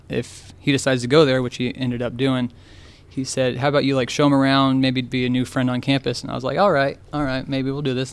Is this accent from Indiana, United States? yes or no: yes; Lynn, Indiana, United States; also born or lived in Richmond, Indiana / Texas; I'm from Lynn, Indiana